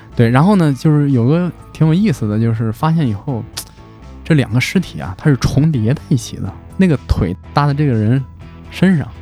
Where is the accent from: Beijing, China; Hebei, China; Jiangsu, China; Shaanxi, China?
Hebei, China; 咱们整个华北地区，尤其咱们河北这边儿